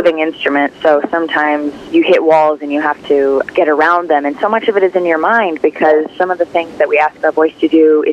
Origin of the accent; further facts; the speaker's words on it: South Carolina, United States; I'm from South Carolina.